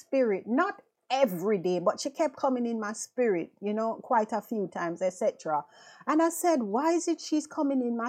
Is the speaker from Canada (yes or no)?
no; Jamaica; moved away as an adult; now in London, United Kingdom; We went to high school together, you know, back home in Jamaica, because I'm from Jamaica.